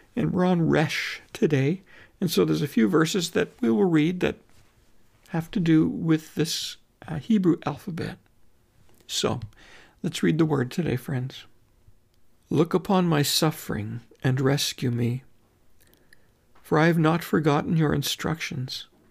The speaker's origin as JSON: {"language": "English", "country": "Canada"}